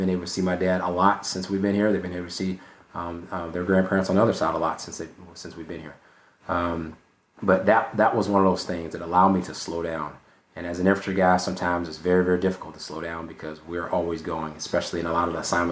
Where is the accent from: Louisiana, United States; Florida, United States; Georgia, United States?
Georgia, United States; Brunswick; moved away as an adult; Hunter Army Airfield was an hour away from my hometown in Brunswick, Georgia